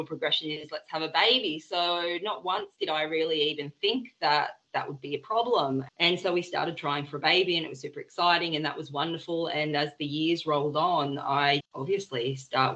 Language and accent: English; Byron Bay, New South Wales, Australia; moved away; We're originally from Byron.